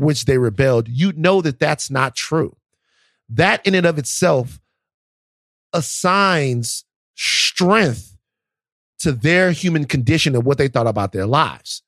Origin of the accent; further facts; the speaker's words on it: the South, United States; I'm from the South and I love the South